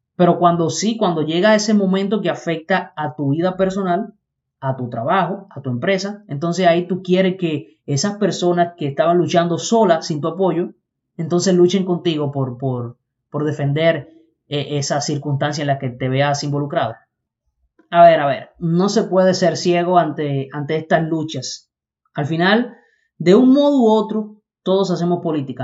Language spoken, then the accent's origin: Spanish; Dominican Republic; Somos dominicanos todos, no una parte. Acá es donde vivimos, y no solo aquí en República Dominicana